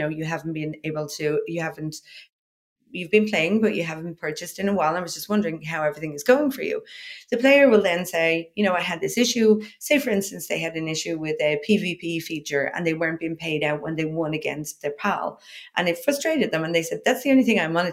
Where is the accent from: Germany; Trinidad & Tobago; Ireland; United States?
Ireland; moved away; also born or lived in Dublin; I'm from Ireland originally